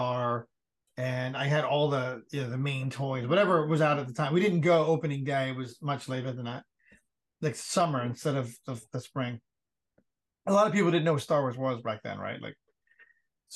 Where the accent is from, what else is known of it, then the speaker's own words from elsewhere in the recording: New York City, New York, United States; moved away; also born or lived in Cincinnati; we grew up in the Bronx and we just didn't have a lot of money